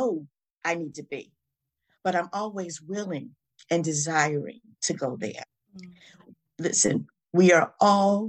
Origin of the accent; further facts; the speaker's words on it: the South, United States; my growing up in the South